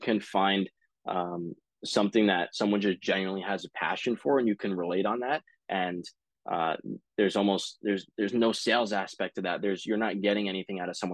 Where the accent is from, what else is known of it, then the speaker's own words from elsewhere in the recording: South Shore, Nassau County, Long Island, New York, United States; also born or lived in San Luis Obispo, California; my mom, is from where I grew up now in the South Shore, Nassau County